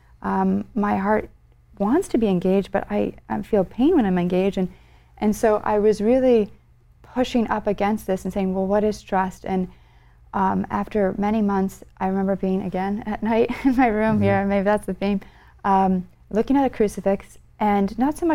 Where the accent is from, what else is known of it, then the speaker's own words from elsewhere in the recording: Connecticut, United States; I grew up in Connecticut